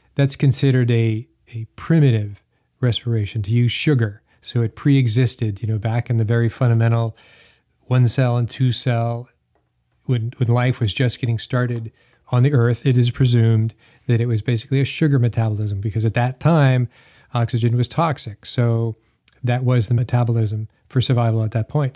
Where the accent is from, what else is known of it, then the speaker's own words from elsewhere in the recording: Hanover, New Hampshire, United States; I grew up in Hanover, New Hampshire